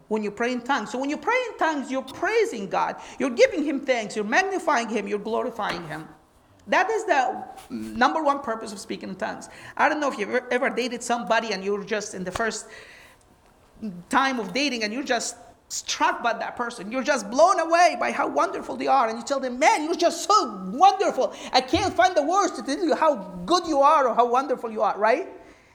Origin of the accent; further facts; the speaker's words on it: Egypt; first language Arabic; English is a second language; moved away; I'm from Egypt, I speak Arabic.